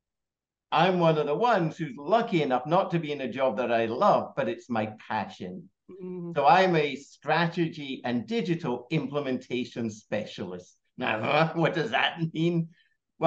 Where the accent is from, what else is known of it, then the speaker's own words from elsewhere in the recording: Scotland, United Kingdom; moved away as an adult; also born or lived in United States / Australia / Hong Kong; now in Singapore; I grew up in Scotland